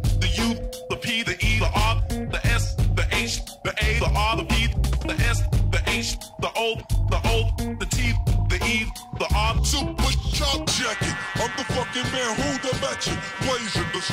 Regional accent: Horsham, South East England, United Kingdom; the town that I grew up in Horsham Town

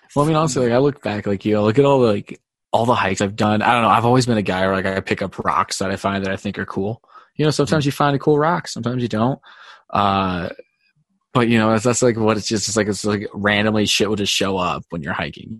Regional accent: Glenwood Springs, Colorado, United States; I grew up in Glenwood.

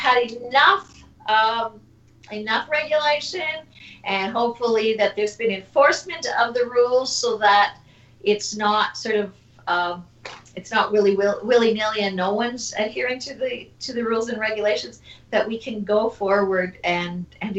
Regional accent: Canada; we are part of a Canada, and I am Canadian. That's how I identify

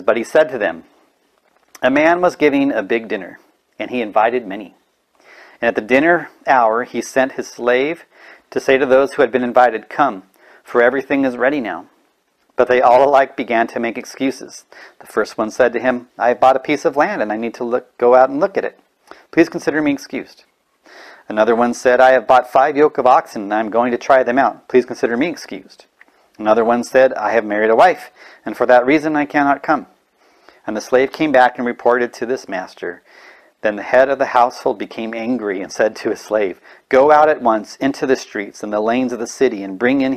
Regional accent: California, United States; I'm from California

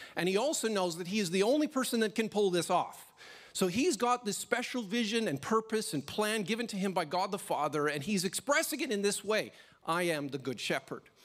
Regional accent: Canada; now in Australia; a Canadian little boy

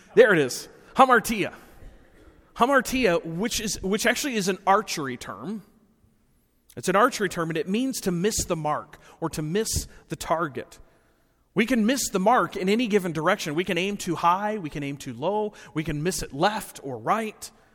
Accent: Rockford, Illinois, United States; moved away as an adult; also born or lived in Appleton, Wisconsin; growing up in Rockford for so many years

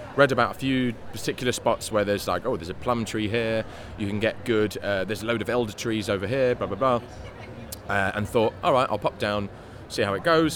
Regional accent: London, United Kingdom; also born or lived in Spain; I was born in Homerton Hospital in '87 and grew up in Hackney.

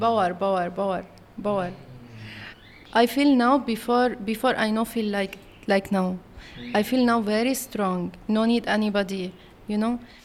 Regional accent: Syria; English is a second language; moved away as an adult; also born or lived in Palestine; now in Kuala Lumpur, Malaysia; I'm born in Syria and, uh, learn in Syria.

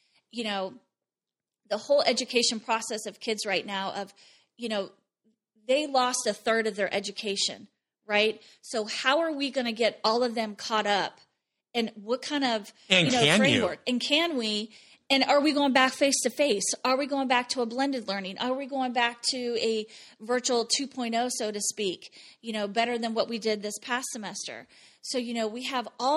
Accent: Ohio, United States; moved away as an adult; also born or lived in Wyoming; the size of my school is the size of my hometown back in Ohio.

